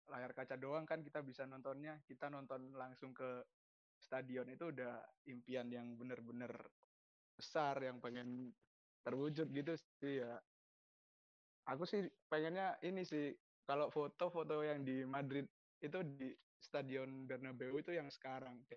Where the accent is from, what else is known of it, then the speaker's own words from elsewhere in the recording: Surabaya, East Java, Indonesia; Ya mana lagi dong kalau misal kita orang Surabaya dukungnya apa dong? Pasti Persebaya lah.